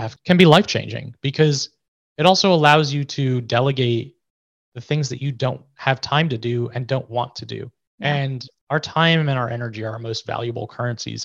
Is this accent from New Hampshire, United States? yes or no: no; New York, United States; I'm from New York